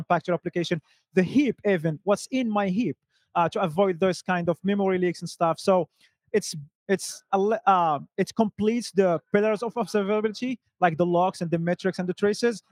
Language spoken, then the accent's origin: English; Morocco; now in Stockholm, Sweden; I'm originally from Morocco, lost now in the cold and dark Stockholm, Sweden